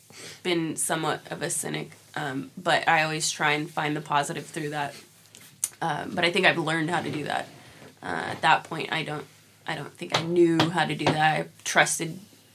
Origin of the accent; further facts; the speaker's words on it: Sacramento, California, United States; moved away as an adult; I'm from Sacramento, but I moved here when I was 18.